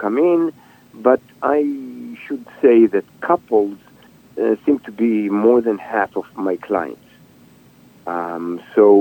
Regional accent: Israel; now in United States; I was born and raised in Israel

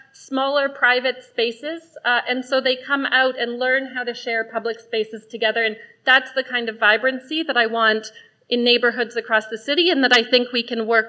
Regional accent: Vancouver, British Columbia, Canada; I grew up in Caresdale on Vancouver's West Side. It was lively. There were kids playing kick the can on the streets. It was great. I'm raising my family in Grandview Woodlands now, and similarly vibrant and diverse

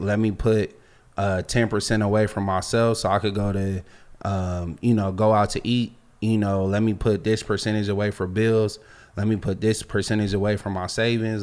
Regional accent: Los Angeles, California, United States; also born or lived in Virginia; I'm from Los Angeles. Like, we grew up in a melting pot

